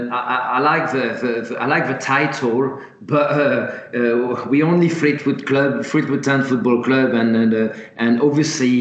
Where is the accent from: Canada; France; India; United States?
France; moved away as an adult; now in England; starting in France, which is my home country, moving across to England in my early 20s